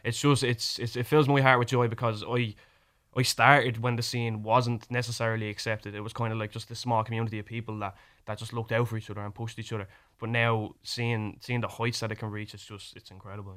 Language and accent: English; Ireland; accent: Irish; my Irish accent